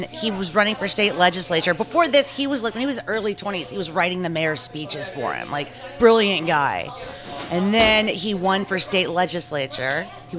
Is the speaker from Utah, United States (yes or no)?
no; Jackson, Mississippi, United States; born there; I was born in Jackson, Mississippi, and my father was a civil rights activist, which was not a popular thing to be in 1975 in Mississippi at all.